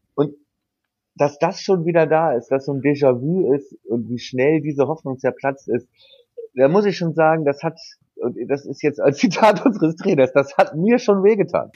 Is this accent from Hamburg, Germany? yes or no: yes; Hamburg, Germany; moved away as an adult; also born or lived in Bremen; ich bin in Hamburg geboren